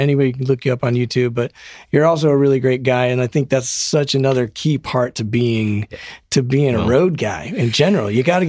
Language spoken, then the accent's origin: English; Denver, Colorado, United States; moved away as an adult; also born or lived in Poughkeepsie, New York; now in Los Angeles, United States; I was born in New York. I grew up in Denver.